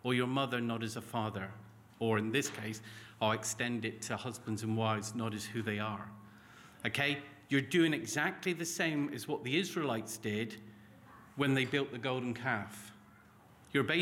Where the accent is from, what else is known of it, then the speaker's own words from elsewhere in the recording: Cornwall, South West England, United Kingdom; moved away as an adult; also born or lived in Lancashire; I grew up in Cornwall, and there's lots of cliffs